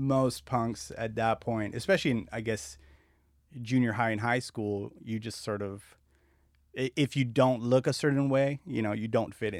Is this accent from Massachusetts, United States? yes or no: no; La Puente, California, United States; also born or lived in Azusa / Covina / West Covina / Argentina; So mostly I grew up in La Puente, Azusa, Covina, West Covina. We moved around a lot, and then we moved to Argentina. My family's from Argentina.